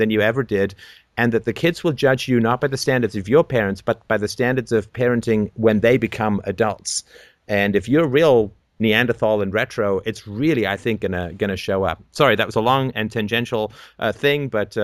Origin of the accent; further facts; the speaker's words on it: England, United Kingdom; when I was growing up in England